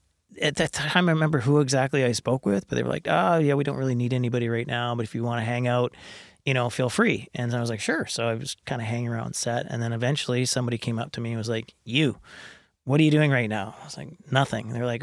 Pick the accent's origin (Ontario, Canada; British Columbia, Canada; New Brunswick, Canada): British Columbia, Canada; Kamloops; I mean, I growing up in Kamloops is...